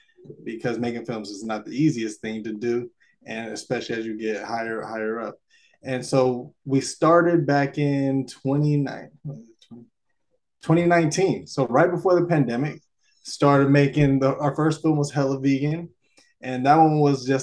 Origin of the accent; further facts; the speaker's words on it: Alameda, California, United States; also born or lived in Davis, California; I grew up in Alameda, California, and I still live here till this day